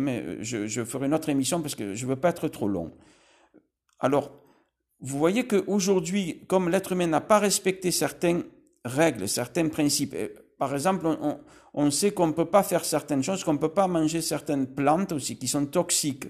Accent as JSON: {"language": "French", "town": "Marseille", "region": "Provence-Alpes-Côte d'Azur", "country": "France", "tie": "born or raised there", "said": "Là, je suis à Marseille. Je, je suis né à Marseille"}